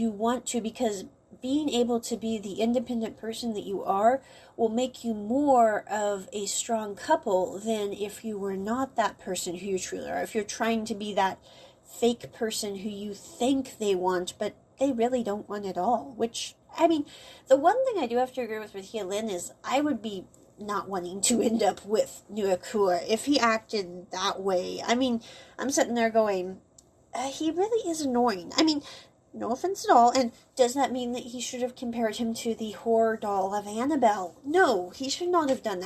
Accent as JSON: {"language": "English", "country": "United States", "moved": "yes", "said": "the U.S., for example, where I came from."}